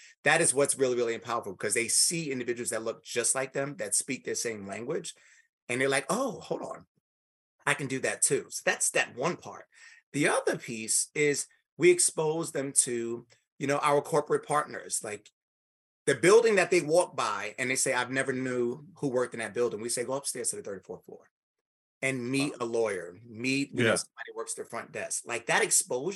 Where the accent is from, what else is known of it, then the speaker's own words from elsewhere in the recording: New York City, New York, United States; I'm from New York City, grew up in the projects, from Spanish Harlem